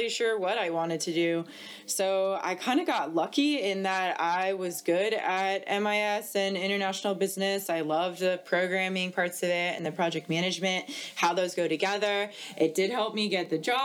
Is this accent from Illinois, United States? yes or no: no; Atlanta, Georgia, United States; I grew up in Atlanta, Georgia